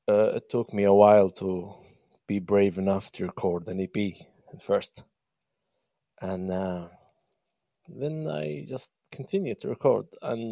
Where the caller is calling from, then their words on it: Benghazi, Libya; Well, I'm speaking from Benghazi, Libya. I'm the main city.